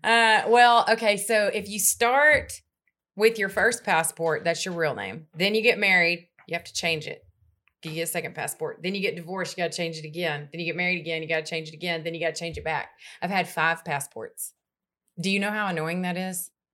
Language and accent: English; Longview, Texas, United States; I grew up in Northeast Texas